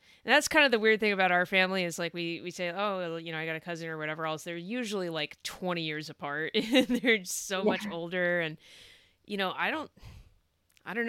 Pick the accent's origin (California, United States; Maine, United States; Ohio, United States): California, United States; we had relatively clean living growing up in California